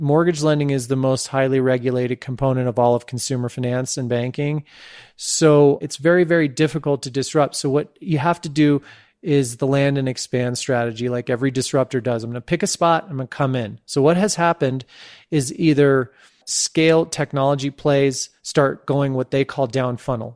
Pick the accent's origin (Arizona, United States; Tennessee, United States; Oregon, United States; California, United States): California, United States; San Francisco; also born or lived in Santa Fe, New Mexico; my hometown of San Francisco